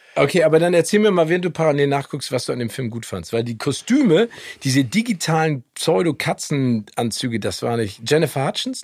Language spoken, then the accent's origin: German; Hamburg, Germany; also born or lived in Phoenix, Arizona, United States; Ich bin äh, in Hamburg aufgewachsen. Also, ja, also ich, ich, bin geboren in Amerika